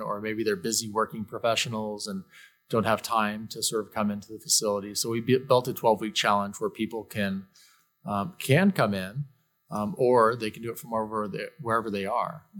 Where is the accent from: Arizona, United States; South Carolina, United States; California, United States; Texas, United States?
Arizona, United States; Mesa; I was born and raised in Mesa, Arizona